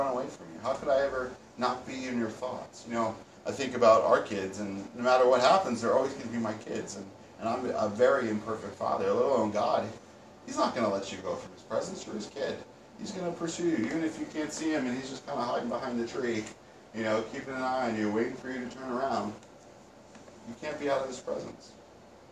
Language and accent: English; around New York City, United States; us growing up around New York City